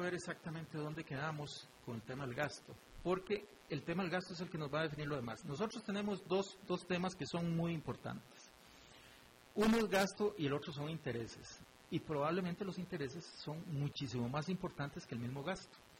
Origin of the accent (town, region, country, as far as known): Costa Rica